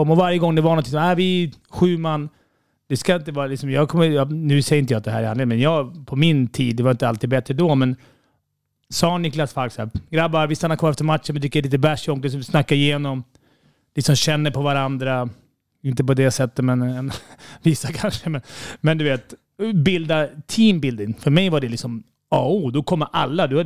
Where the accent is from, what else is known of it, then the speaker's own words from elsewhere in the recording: Stockholm, Stockholm County, Sweden; Även fast vi är från Stockholm och det, man känner att vi är mästarmästarna